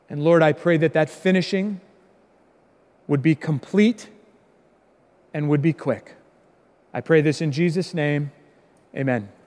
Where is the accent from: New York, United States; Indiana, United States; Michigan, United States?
Indiana, United States; born there; also born or lived in Chicago, United States; I was born in Indiana, lived a lot of my life in the Chicago area